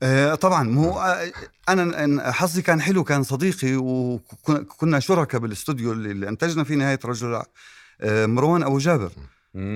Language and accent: Arabic; Irbid, Irbid Governorate, Jordan; أنا ابن إربد. وإربد يعني قرى.